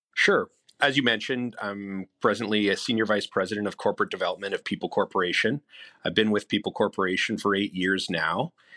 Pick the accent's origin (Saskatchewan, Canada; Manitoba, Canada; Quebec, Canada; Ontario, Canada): Manitoba, Canada; Winnipeg; I'm born and raised in Winnipeg